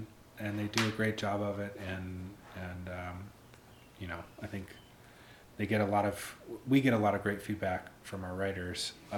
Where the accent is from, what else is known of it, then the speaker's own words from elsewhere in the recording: Pittsburgh, Pennsylvania, United States; I came from Pittsburgh, and we get some winter weather, not anything near like what we have up here.